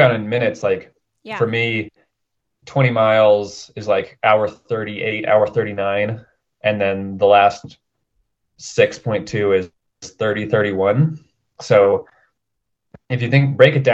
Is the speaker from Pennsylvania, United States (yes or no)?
no; Denver, Colorado, United States; also born or lived in Portland; I'm from Denver